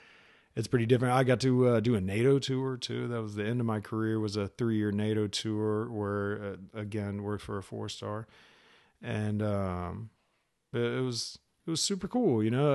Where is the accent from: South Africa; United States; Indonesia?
United States; Dallas, Texas; I was originally from Dallas, Texas, joined the Army when I was 22, moved to North Carolina.